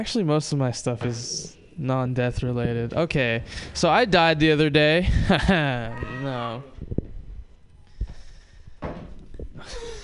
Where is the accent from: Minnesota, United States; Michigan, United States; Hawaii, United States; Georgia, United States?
Hawaii, United States; I am Japanese. I'm also from Hawaii. I was born and raised in Hawaii